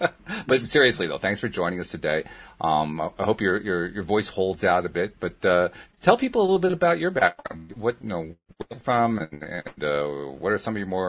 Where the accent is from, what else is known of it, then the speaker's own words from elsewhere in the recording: Schenectady, New York, United States; moved away; I grew up in Schenectady